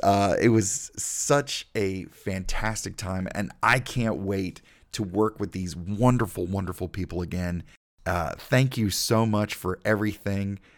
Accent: Greenville, South Carolina, United States; growing up in Greenville, South Carolina, I wanted to be an actor

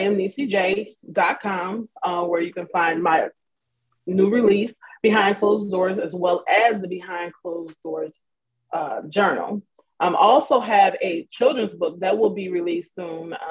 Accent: Lorain, Ohio, United States; moved away as an adult; now in North Carolina, United States; I'm from Lorain, Ohio, and I moved here to North Carolina in 2014.

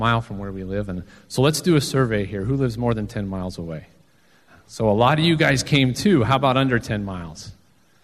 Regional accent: Southwest, United States; I'm actually from the Southwest

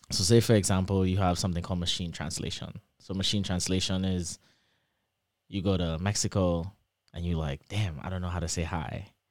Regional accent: Trinidad & Tobago; accent: Trini; moved away as an adult; also born or lived in Michigan, United States; now in Lansing, United States; my Trini accent

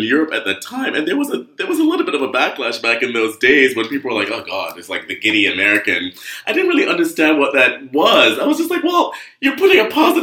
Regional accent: Jamaica; moved away; I grew up in Jamaica, a rich person, but rich with land and rich with love

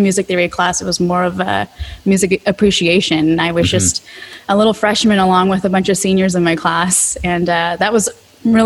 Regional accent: United States; I couldn't really fit in with my Korean peers because I was born in America

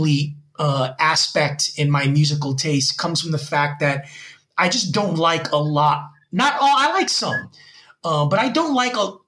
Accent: Union City, New Jersey, United States; now in Gwangju, South Korea; I was born in Union City, New Jersey in 1975.

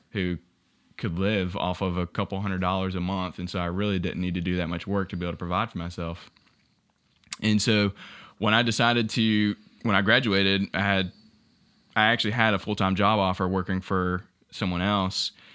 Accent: Ware Shoals, South Carolina, United States; moved away as an adult; now in Columbia, United States; originally from a small town called Whersholes

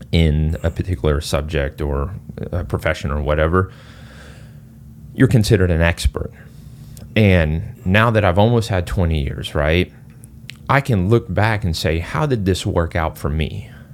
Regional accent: Singapore; moved away; I'm originally from Singapore.

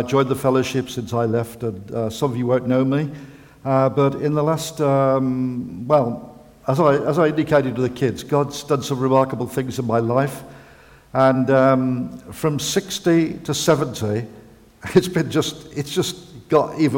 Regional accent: Birmingham, West Midlands, United Kingdom; me growing up in Birmingham with my dad and going to football

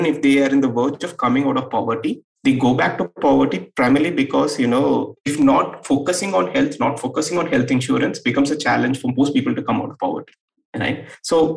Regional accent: Erode, Tamil Nadu, India; in a small town like Erode, I come from Erode, it's a small town in Tamil Nadu

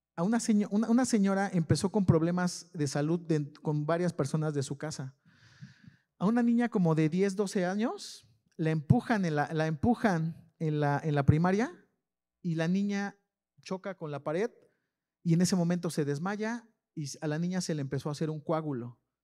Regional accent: León, Guanajuato, Mexico; soy de la San Felipe de Jesús. hecho, hecho en la Sanfe.

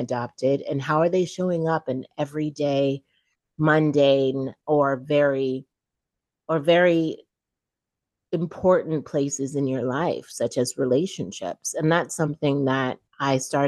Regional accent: Chico, California, United States; also born or lived in Saint-Michel, Haiti / Port-au-Prince, Haiti / New York; we left with a single white woman to grow up in Northern California, Chico

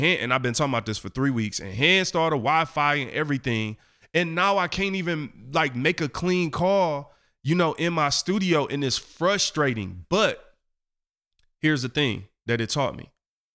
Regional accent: Detroit, Michigan, United States; I come from Eastside 7 Mile in Detroit

